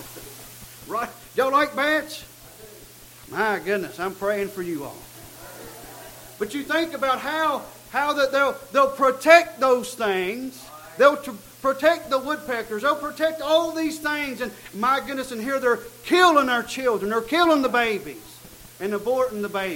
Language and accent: English; United States; I am an American